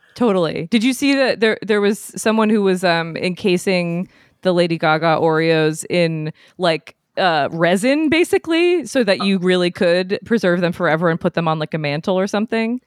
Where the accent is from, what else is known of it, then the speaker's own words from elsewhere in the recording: New England, United States; moved away; I'm from New England, so yeah, bo-, born and raised